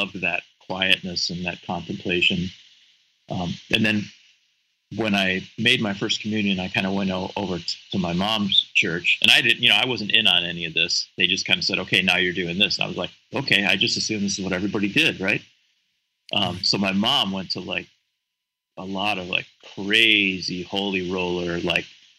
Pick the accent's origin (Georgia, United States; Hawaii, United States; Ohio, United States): Ohio, United States; Cleveland; now in Cincinnati, United States; I was raised in Cleveland, outside of Cleveland in the suburbs